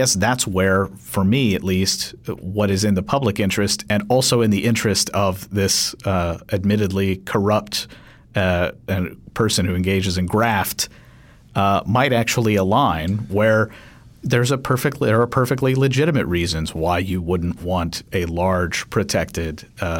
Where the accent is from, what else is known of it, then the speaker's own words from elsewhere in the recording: Kentucky, United States; I'm from Kentucky.